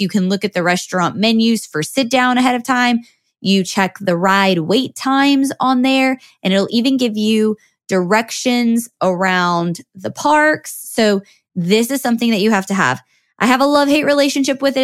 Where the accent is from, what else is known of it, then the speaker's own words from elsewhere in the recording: New Orleans, Louisiana, United States; we're from New Orleans